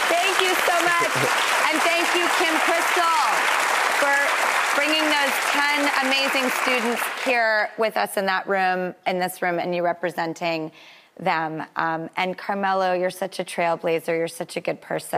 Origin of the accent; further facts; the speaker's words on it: California, United States; I'm from California. I don't know if you can tell by my accent.